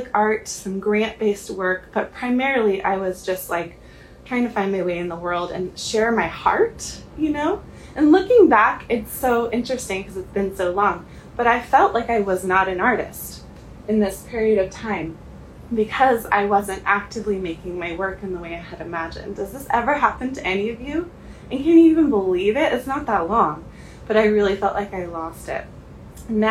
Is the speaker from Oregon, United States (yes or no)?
yes; Oregon, United States; I grew up in Oregon